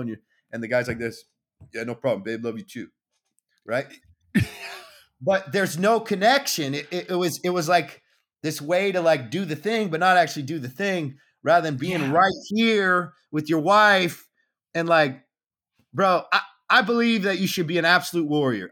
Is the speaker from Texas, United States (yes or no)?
no; Southern California, United States; I grew up in Southern California